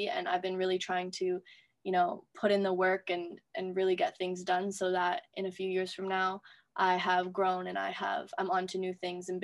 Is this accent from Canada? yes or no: yes; Toronto, Ontario, Canada; I'm from Toronto.